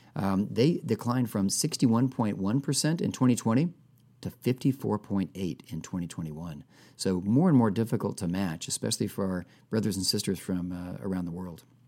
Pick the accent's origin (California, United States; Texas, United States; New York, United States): Texas, United States; like all other people, uh, who were born and raised in Texas